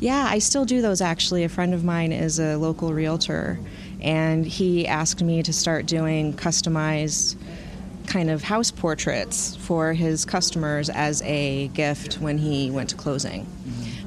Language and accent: English; Madison, Wisconsin, United States; I'm from here. Uh, grew up in Madison my whole life